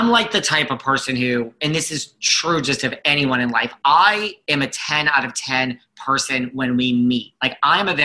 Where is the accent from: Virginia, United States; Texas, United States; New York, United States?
New York, United States; accent: New York; I'm very New York